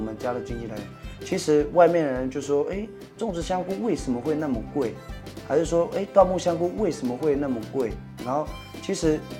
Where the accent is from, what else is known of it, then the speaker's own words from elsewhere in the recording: Nan'ao, Yilan County, Taiwan; 我是来自南澳的